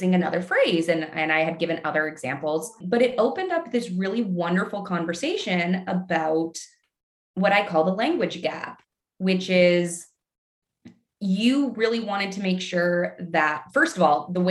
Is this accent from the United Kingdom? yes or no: no; Canada; moved away as an adult; also born or lived in Midwest, United States; I'm Canadian. And so when the pandemic hit and the city that I was in got absolutely rocked, I ultimately decided that I wanted to go home to practice